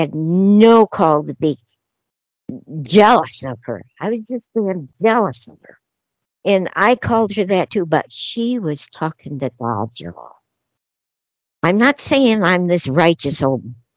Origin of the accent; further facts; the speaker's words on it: Denver, Colorado, United States; I'm from Denver